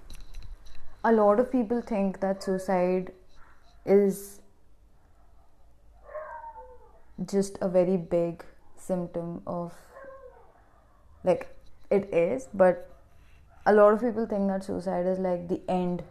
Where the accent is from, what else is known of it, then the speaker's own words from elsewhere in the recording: India; I'm from India